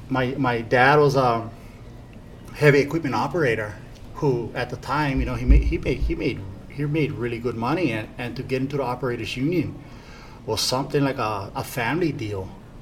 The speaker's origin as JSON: {"language": "English", "region": "Hawaii", "country": "United States", "tie": "born or raised there", "said": "I mean, I just grew up in the village."}